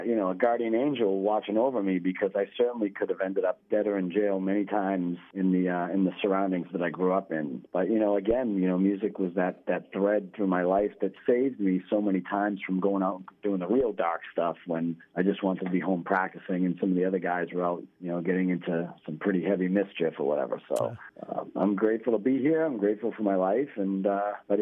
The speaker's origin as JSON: {"language": "English", "town": "Lawrence", "region": "Massachusetts", "country": "United States", "tie": "born or raised there", "said": "my actual house that I grew up in Lawrence"}